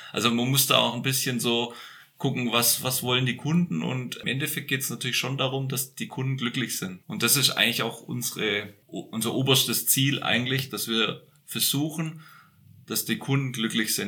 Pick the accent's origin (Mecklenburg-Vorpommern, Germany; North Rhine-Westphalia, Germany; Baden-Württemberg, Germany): Baden-Württemberg, Germany; Böblingen; now in Franconian Lake District, Germany; ich bin ja Schwabe, also gebürtig in Böbling.